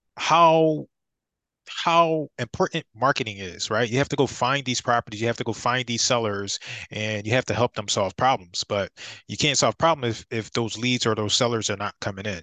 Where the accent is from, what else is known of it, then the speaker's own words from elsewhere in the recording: Philadelphia, Pennsylvania, United States; I'm from Philadelphia